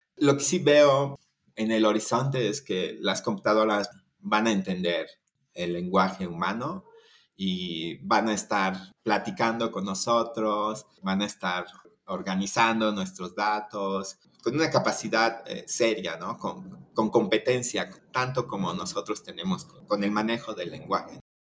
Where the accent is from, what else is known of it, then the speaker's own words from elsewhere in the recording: Chiapas, Mexico; moved away as an adult; also born or lived in Mexico City; Yo soy de, de Chiapas, aquí en, en, México, que está al sur, en la, frontera con Guatemala